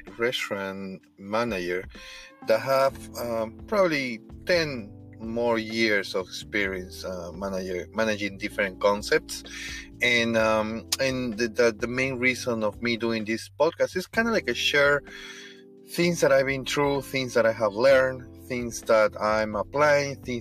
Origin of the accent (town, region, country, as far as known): Peru; first language Spanish; English is a second language; moved away